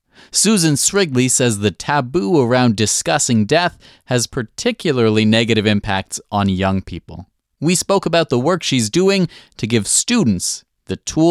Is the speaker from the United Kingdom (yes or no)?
no; Canada; Growing up in Canada